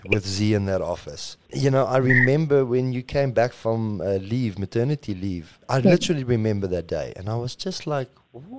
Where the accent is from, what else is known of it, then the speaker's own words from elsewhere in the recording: South Africa; we say we're South African